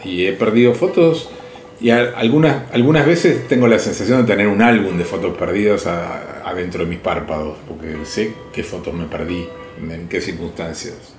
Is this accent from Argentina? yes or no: yes; Argentina; lo que somos los argentinos